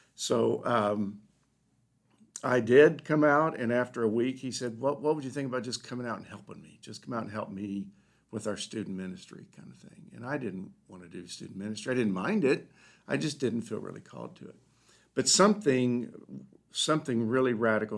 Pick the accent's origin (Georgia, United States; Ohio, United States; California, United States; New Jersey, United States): Ohio, United States; Dayton; I grew up in Dayton, Ohio